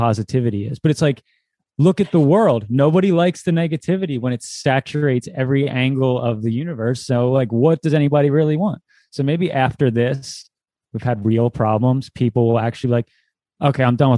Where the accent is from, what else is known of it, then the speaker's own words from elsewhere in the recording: New Jersey, United States; I come from South Jersey, where it's like the birthplace of emo, pop punk, hardcore. That's kind of like what I came up with, that scene in high school